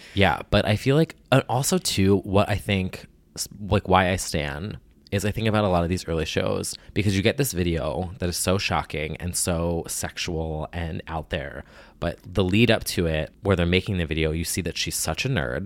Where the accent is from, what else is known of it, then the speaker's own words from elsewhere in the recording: New Jersey, United States; I'm from New Jersey